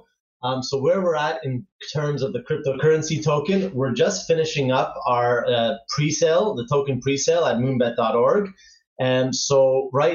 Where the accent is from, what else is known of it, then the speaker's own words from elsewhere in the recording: Toronto, Ontario, Canada; moved away as an adult; now in Barcelona, Spain; I grew up in Canada and from Toronto, so I spend almost 30 years there.